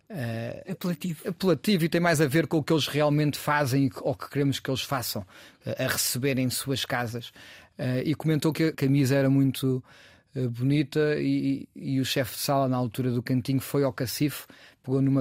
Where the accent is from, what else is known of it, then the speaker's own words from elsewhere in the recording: Cascais, Lisbon, Portugal; also born or lived in Chiado, Lisbon; now in Lisbon, Portugal; Eu vivo aqui no Chiado, mas nasci em Cascais